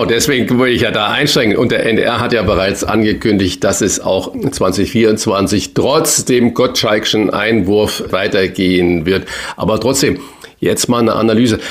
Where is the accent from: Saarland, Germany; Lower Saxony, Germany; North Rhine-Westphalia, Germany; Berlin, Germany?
Saarland, Germany; moved away as an adult; also born or lived in Hamburg; bin gebürtiger Saarländer